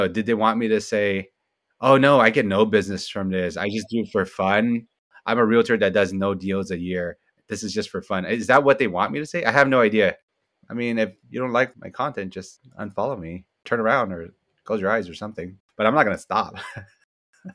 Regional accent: San Francisco, California, United States; I grew up in the Richmond district in San Francisco.

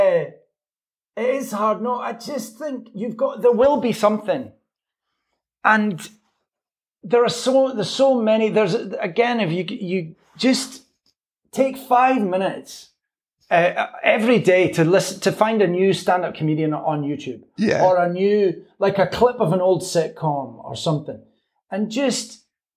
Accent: Scotland, United Kingdom; I'm a Scottish sports fan

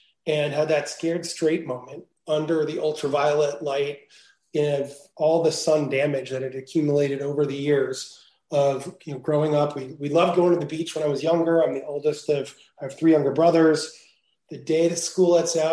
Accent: New Jersey, United States; moved away as an adult; also born or lived in Venice, California; now in California, United States; I grew up in New Jersey

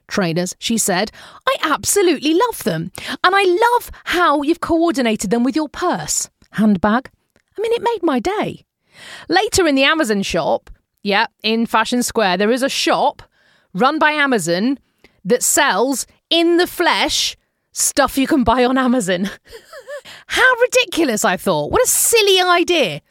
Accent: United Kingdom; moved away as an adult; now in United States; being British

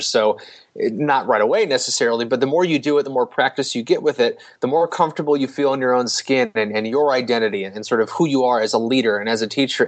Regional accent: St. Louis, Missouri, United States; growing up in St. Louis

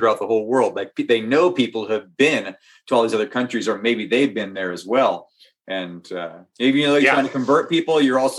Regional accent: Northern California, United States; I had friends that were part of the church growing up in Northern California

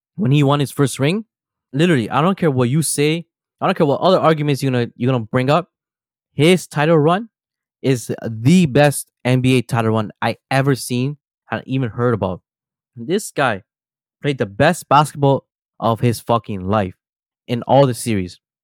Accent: Toronto, Ontario, Canada; we are from Toronto

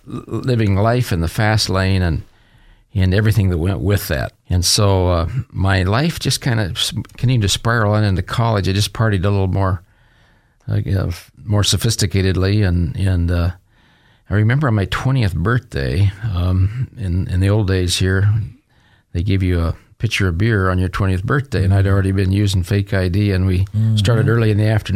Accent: Boise, Idaho, United States; also born or lived in Medford, Oregon; My father was a Chevrolet dealer here in Boise for 28 years

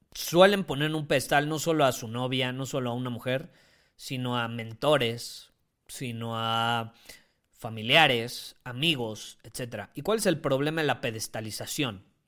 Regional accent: Mexico; Yo amo a mi país

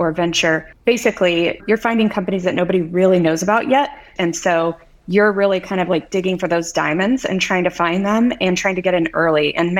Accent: Midwest, United States; born there; also born or lived in West Coast; I was born in the Midwest, studied engineering, started my career in pharmaceutical manufacturing of all things.

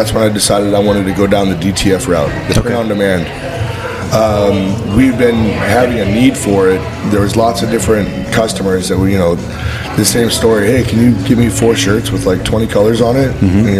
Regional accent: Boulder City, Nevada, United States; moved away as an adult; also born or lived in Texas; But came back to my roots. I grew up right outside of Las Vegas in a little town called Boulder City. It's like where Hoover Dam's at.

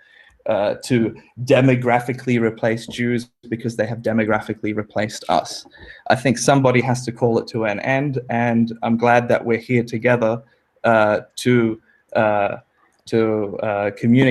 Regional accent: Australia; also born or lived in New York City, United States; I was born in New York City, and came to Australia when I was 3 months old.

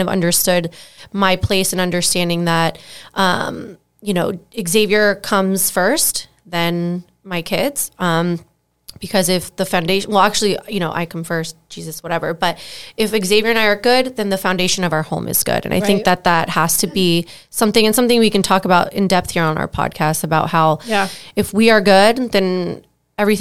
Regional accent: South Florida, United States; I'm from South Florida

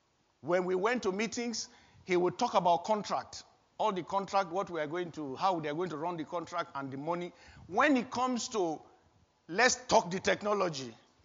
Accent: Nigeria; moved away as an adult; But before that time, I was working fully in Nigeria, my home country, my birth country.

